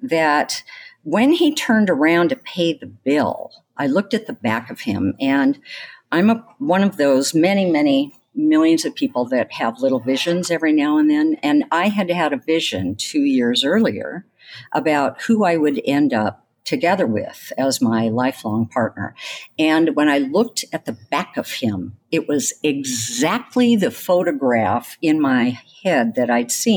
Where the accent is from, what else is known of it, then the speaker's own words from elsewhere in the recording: the Northwest, Pacific Northwest, United States; also born or lived in California; I grew up in the Northwest